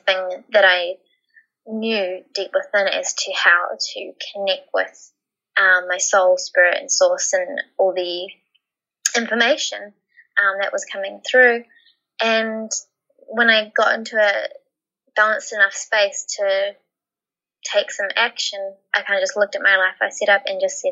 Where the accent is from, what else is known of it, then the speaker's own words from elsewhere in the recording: New Zealand; moved away as an adult; now in Australia; by 18, I moved from New Zealand to Australia with my partner